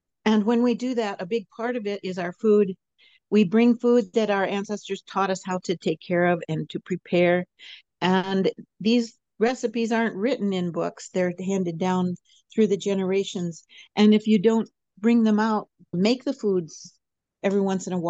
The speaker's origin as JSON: {"language": "English", "town": "Fairbanks", "region": "Alaska", "country": "United States", "tie": "born or raised there", "lives_now": "Sitka, United States", "said": "I grew up in Fairbanks, the interior of Alaska, and I grew up on a homestead"}